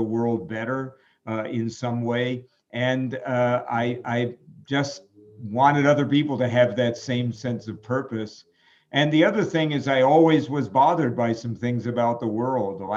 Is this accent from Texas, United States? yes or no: no; New York City, New York, United States; I grew up in New York City